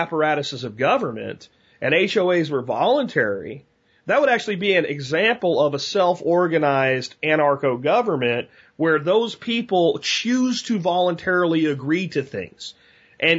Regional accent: United States

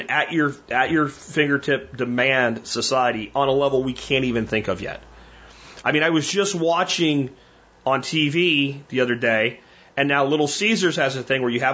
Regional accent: Pottsville, Pennsylvania, United States; moved away; also born or lived in Jacksonville; where I grew up in Pottsville and Minersville, Pennsylvania

